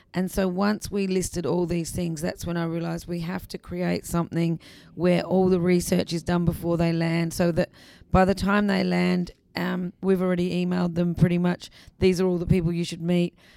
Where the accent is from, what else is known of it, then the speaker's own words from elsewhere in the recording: Adelaide, South Australia, Australia; also born or lived in England; I was born in England, but um, I I grew up in South Australia, and I did go to school in Adelaide